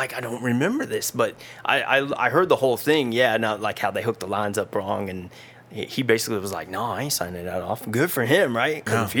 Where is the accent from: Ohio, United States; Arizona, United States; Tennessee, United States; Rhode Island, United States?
Ohio, United States; Dayton; Yeah, I grew up in around Dayton, Ohio. Man, it's the hood, I'll tell you.